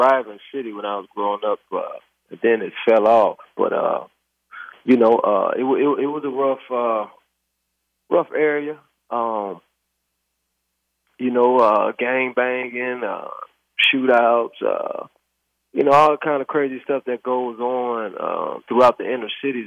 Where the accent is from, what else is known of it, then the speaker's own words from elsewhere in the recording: Youngstown, Ohio, United States; I'm from Youngstown, Ohio